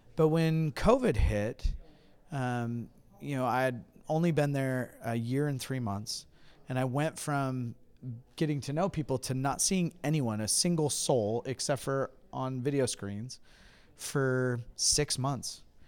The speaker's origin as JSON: {"language": "English", "area": "Huntington Beach", "region": "California", "country": "United States", "moved": "as an adult", "lives_now": "Hudson, United States", "said": "I'm originally from Hiney Beach, California"}